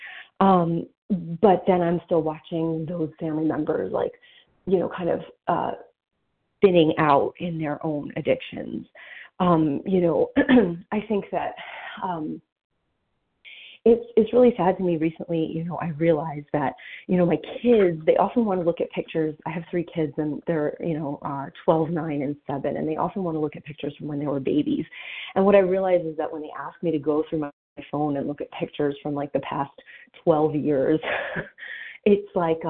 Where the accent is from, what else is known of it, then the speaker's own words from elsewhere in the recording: New Jersey, United States; now in Pennsylvania, United States; I'm from New Jersey